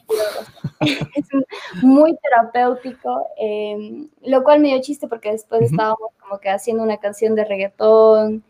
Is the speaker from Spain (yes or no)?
no; Ecuador; moved away; yo soy de Ecuador y extrañaba mi país